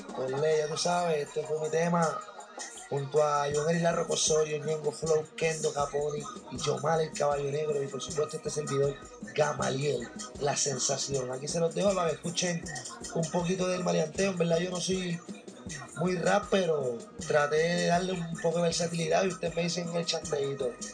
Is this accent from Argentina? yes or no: no; Carolina, Puerto Rico; de donde yo vengo, el área de Carolina, Puerto Rico